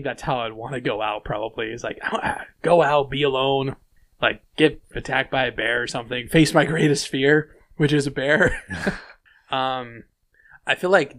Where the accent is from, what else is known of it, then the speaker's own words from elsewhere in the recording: the West, United States; I'm from the West. I'm also American.